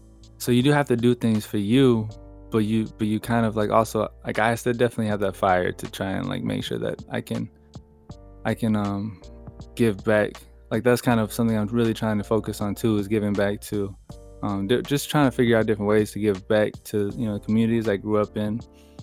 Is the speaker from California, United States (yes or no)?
yes; California, United States; also born or lived in San Jose / Hollister / Fresno / Los Angeles; So I kind of like grew up all over California. Mm-hmm. I was born in San Jose, and then I was born in San Jose. I moved to Hollister, and then I moved to Fresno, and then I moved to Los Angeles